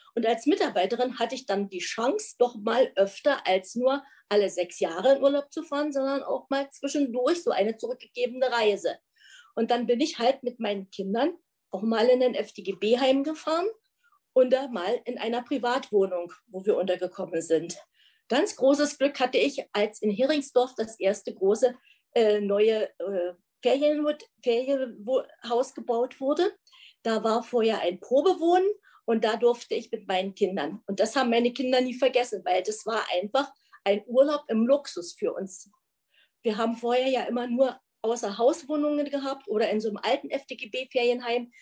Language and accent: German; East Germany, Germany; wir sind ein Wessi und ein Ossi zusammen.